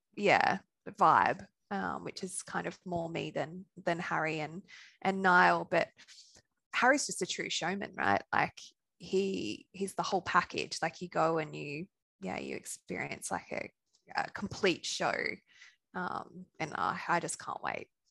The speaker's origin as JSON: {"language": "English", "country": "Australia", "also_born_or_lived": "Sunshine Coast, Queensland / Brisbane", "accent": "Australian", "said": "from my accent, you could tell I'm Australian"}